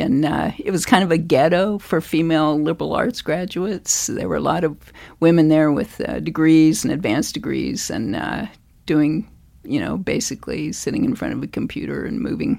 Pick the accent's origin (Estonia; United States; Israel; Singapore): United States; Douglass, Kansas; moved away as an adult; now in Montana, United States; I'm a Flatlander. I grew up in Douglas, Kansas, okay. Two S's, a small town in south central Kansas.